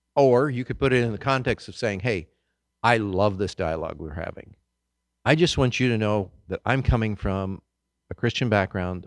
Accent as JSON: {"language": "English", "region": "Kansas", "country": "United States", "tie": "born or raised there", "moved": "yes", "said": "I grew up in Kansas"}